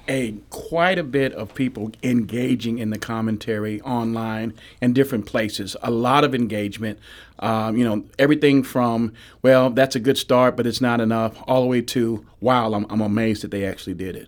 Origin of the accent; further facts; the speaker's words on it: Florissant, Missouri, United States; also born or lived in Normandy, Missouri; We moved from Normandy to Florissant, Missouri back in nineteen seventy-seven or so